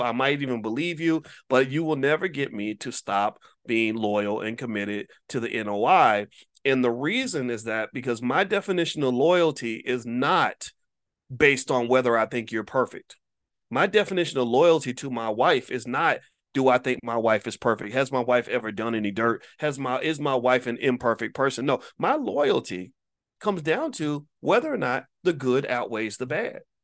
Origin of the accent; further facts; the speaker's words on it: Louisville, Kentucky, United States; in Louisville, Kentucky, my hometown